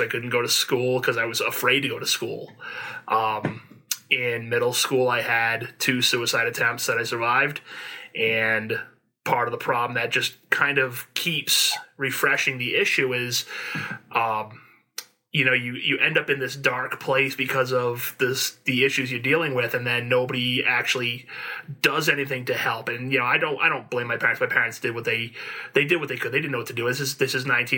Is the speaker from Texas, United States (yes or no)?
no; Warwick, Rhode Island, United States; I grew up in Warwick, Rhode Island, back in the in the mid 80s into the 90s.